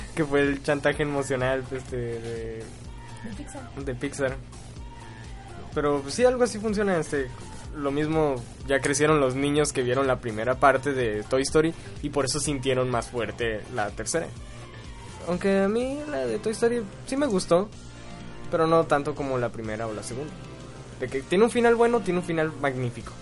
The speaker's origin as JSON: {"language": "Spanish", "country": "Mexico", "said": "Nosotros, siendo mexicanos"}